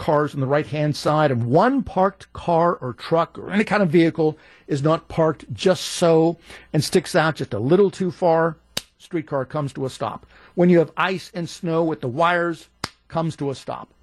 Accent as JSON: {"language": "English", "town": "Pittsburgh", "region": "Pennsylvania", "country": "United States", "tie": "born or raised there", "moved": "yes", "said": "I grew up in Pittsburgh"}